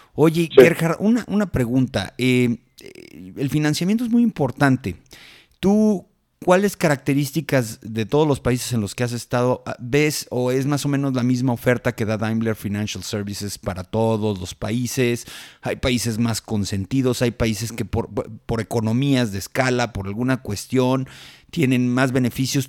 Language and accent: Spanish; Mexico; como transportistas mexicanos